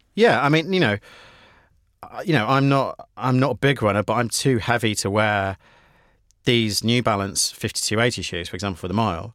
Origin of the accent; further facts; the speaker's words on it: United Kingdom; as a Brit